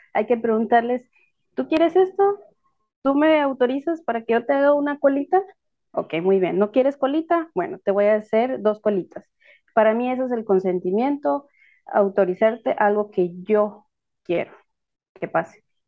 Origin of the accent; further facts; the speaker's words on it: south coast of Guatemala, Guatemala; Soy costeña, soy de aquí del lado sur de Guatemala